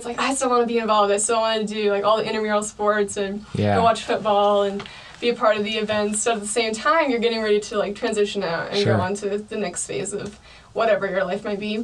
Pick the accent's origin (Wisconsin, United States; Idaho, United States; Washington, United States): Idaho, United States; Emmett; now in Boise, United States; growing up in Emmett, you come into Boise